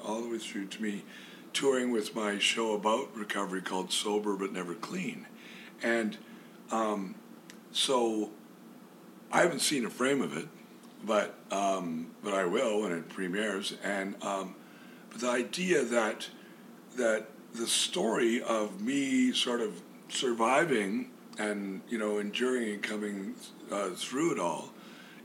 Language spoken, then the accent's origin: English; Camrose, Alberta, Canada; moved away as an adult; my hometown